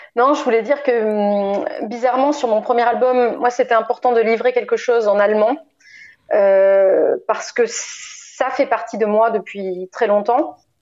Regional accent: Bordeaux, Nouvelle-Aquitaine, France; born or raised there; also born or lived in Lisieux, Normandy

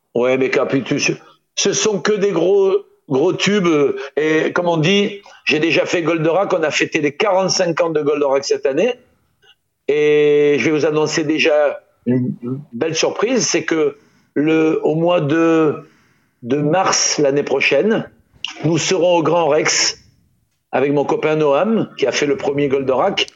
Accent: Toulon, Provence-Alpes-Côte d'Azur, France; moved away as an adult; also born or lived in Paris; quand je suis parti de Toulon

